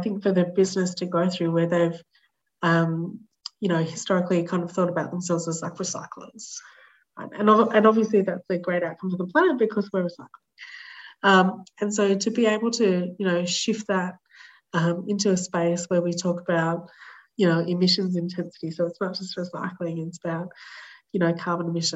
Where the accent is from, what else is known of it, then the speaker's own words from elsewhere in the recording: Australia; as an Australian person